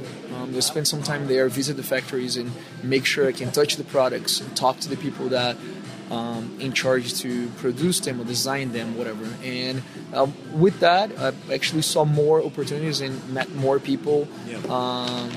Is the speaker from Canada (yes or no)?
no; Brazil; moved away; I'm from Brazil